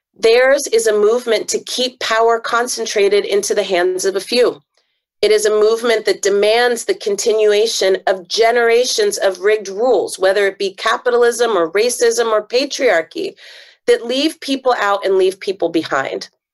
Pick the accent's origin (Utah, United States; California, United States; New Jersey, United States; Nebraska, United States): California, United States; Bay Area; I'm a happy Oakland dweller, uh, long time, lifetime Bay Area resident, born and raised here.